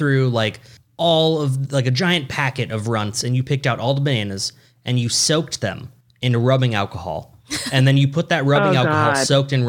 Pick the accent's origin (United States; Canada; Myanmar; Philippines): United States; Los Angeles, California; I'm from Los Angeles.